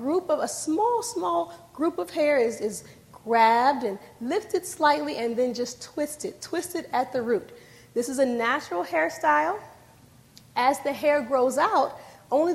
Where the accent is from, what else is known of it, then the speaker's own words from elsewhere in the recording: D.C. area, Maryland, United States; I'm from the Maryland, D.C. era